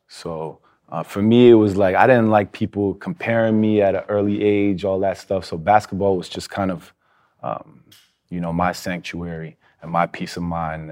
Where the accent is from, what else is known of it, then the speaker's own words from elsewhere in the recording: New York, United States; I'm from Hell's Kitchen